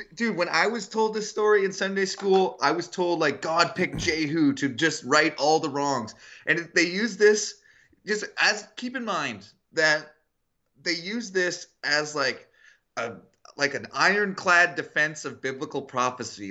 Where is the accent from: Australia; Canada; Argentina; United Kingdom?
Canada; I'm from Canada, the place of the best women's soccer or football.